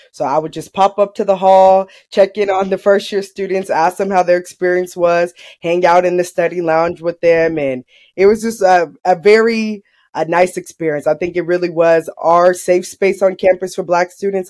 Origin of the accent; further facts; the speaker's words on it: Long Beach, California, United States; now in Merced, United States; I'm from Long Beach, California